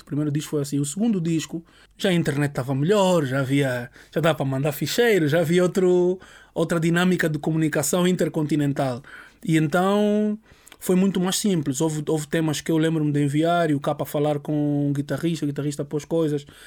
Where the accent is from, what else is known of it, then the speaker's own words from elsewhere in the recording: Angola; moved away as an adult; also born or lived in Cuba; now in Portugal; sou nasci em Cuba. Minha mãe é cubana, meu pai é angolano e fui ver para Angola muito cedo. Então, a minha grande base de crescimento adulto foi em Angola. Aos 18 anos vim para Portugal